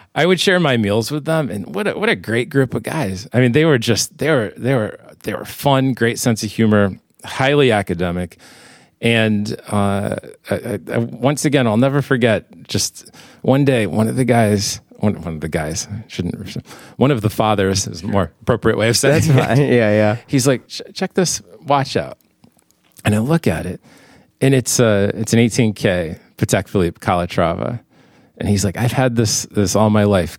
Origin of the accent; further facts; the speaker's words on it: Bristol, Connecticut, United States; my hometown in Bristol, Connecticut. Okay. I grew up nearby the American Watch and Clock Museum